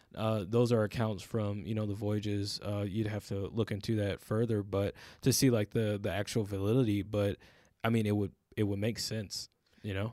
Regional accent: United States; as Black people in America

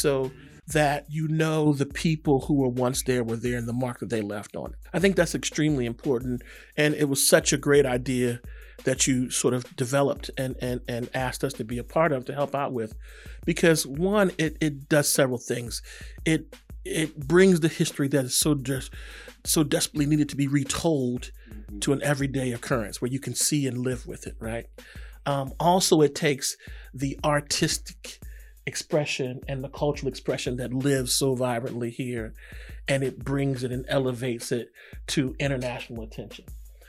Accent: Virginia, United States; now in Los Angeles, United States; And I'm from Virginia, I'm a bougie. I'm a history snob. Yeah. I'm from where it all started. I tell people I can trace my family back to the 1600s in Virginia here.

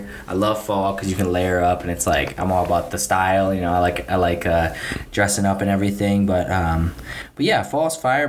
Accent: Minnesota, United States; moved away as an adult; now in Arizona, United States; because I'm born and raised in Minnesota. My parents are immigrants.

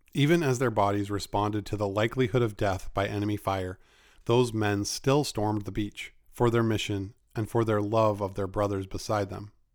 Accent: Maine, United States; my home state of Maine

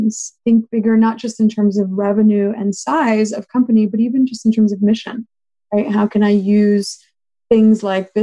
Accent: Los Angeles, California, United States; I grew up in Los Angeles with immigrant parents

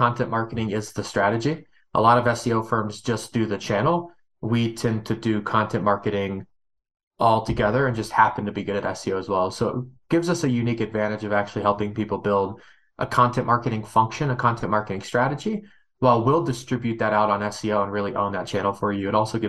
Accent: Kentucky, United States; I'm from Kentucky. People from Kentucky have accents, and my accent was so thick that I went to speech therapy to solve said accent.

